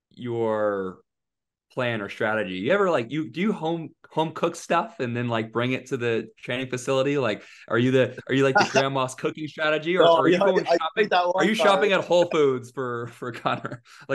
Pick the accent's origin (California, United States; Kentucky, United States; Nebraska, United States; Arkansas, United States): California, United States; now in Texas, United States; I'm from California, but I live in Texas.